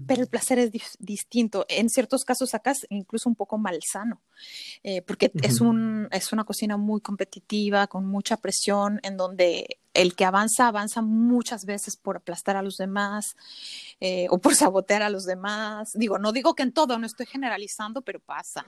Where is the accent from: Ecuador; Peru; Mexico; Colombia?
Mexico; Mexico City; moved away as an adult; also born or lived in Montreal, Canada; now in France; yo soy de la Ciudad de México